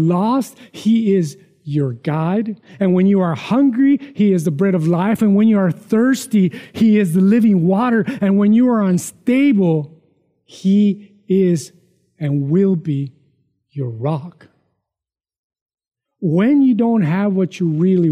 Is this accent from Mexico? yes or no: yes; Mexico; moved away; growing up in Mexico, poor